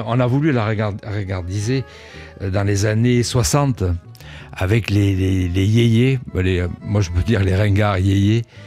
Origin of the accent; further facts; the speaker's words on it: Cannes, Provence-Alpes-Côte d'Azur, France; moved away as an adult; also born or lived in Nice; now in Paris, France; je suis né à Cannes. Euh, mais j'ai vécu 20 ans euh, dans la région